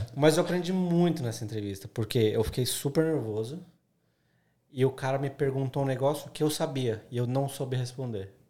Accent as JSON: {"language": "Portuguese", "region": "São Paulo", "country": "Brazil", "moved": "as an adult", "lives_now": "Australia", "said": "eu sou de São Paulo, o mercado publicitário em São Paulo ele é muito con concorrido"}